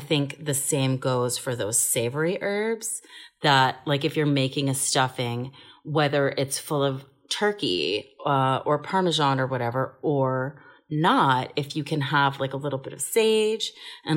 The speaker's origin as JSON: {"language": "English", "town": "Bethesda", "region": "Maryland", "country": "United States", "tie": "born or raised there", "said": "I grew up in Bethesda, Maryland, and we lived with my Colombian grandma"}